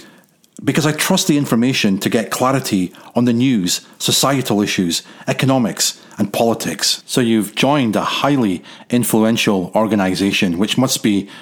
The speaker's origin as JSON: {"language": "English", "country": "United Kingdom", "moved": "yes", "said": "Being British, I've never known life without the BBC"}